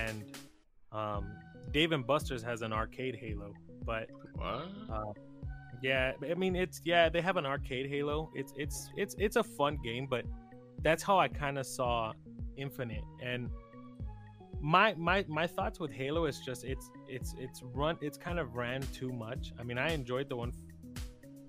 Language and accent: English; Texas, United States; I'm from Texas, and it's rare that I ever use like the term y'all or like have that like Texan accent